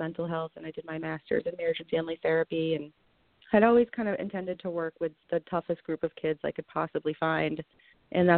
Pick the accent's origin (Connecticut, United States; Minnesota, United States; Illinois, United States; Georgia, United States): Connecticut, United States; Vernon; I'm a local. I grew up in Vernon, Connecticut, just a little town off the side of the highway.